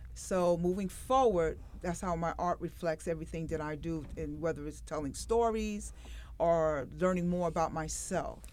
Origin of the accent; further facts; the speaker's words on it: New York City, New York, United States; when I was growing up in Brooklyn